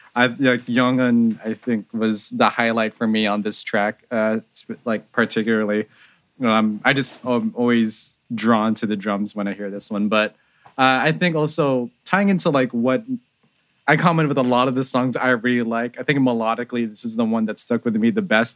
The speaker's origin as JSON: {"language": "English", "town": "San Jose", "region": "California", "country": "United States", "tie": "born or raised there", "said": "I grew up in San Jose, California"}